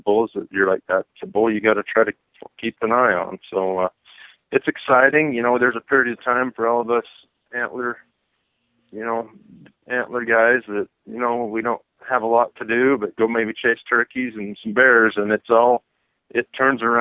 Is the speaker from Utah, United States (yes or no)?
yes; Monticello, Utah, United States; I'm from Monticello, Utah, which is on the San Juan